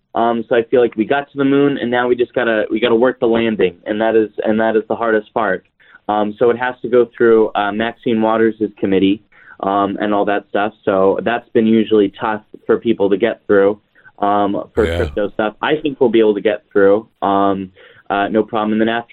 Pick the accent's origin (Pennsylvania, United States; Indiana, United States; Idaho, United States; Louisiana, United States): Idaho, United States; So that's actually, I'm from Idaho.